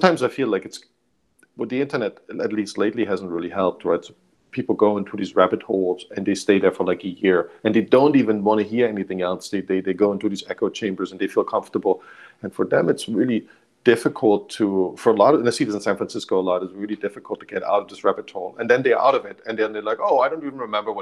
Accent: Germany; I grew up in Germany, which doesn't really have that culture.

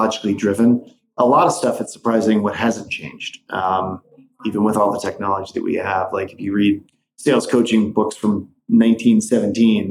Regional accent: Midwest, United States; moved away; also born or lived in Wisconsin; growing up in the Midwest

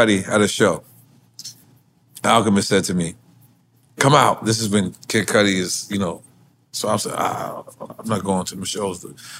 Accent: New York, United States; I was from New York.

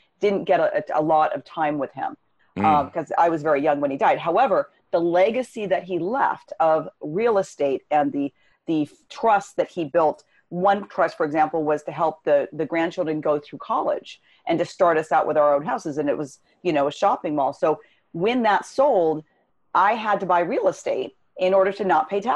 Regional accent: Los Angeles, California, United States; I grew up in Southern California, Los Angeles area

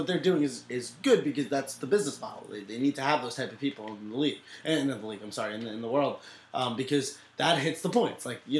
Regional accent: New York, United States; That's the New Yorker in me.

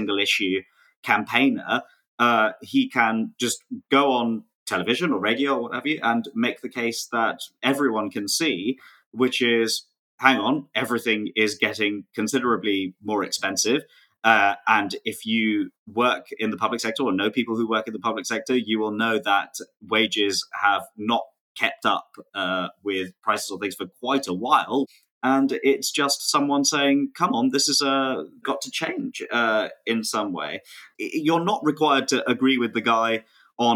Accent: London, United Kingdom; where I grew up in Wembley

